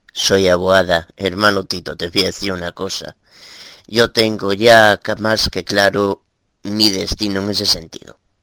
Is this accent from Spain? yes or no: yes; Galicia, Spain; Soy de Galicia